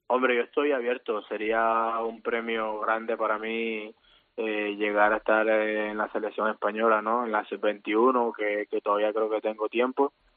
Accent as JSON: {"language": "Spanish", "town": "Santa Marta", "region": "Magdalena", "country": "Colombia", "also_born_or_lived": "Granada, Spain / Valladolid, Spain", "moved": "as an adult", "lives_now": "Tarragona, Spain", "said": "Yo soy de la parte norte colombiana, de Santa Marta, más precisamente"}